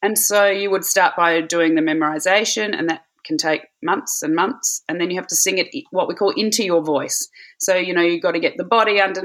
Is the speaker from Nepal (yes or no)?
no; Adelaide, South Australia, Australia; moved away as an adult; also born or lived in Bangor, Wales / Hamburg, Germany; 4 months after I was born, they decided to return to Adelaide. And that's where I grew up